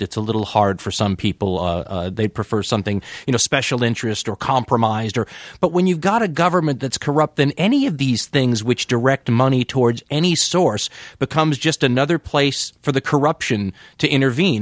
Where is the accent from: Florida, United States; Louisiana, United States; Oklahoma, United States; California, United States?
California, United States; Los Angeles; moved away; I'm from Los Angeles originally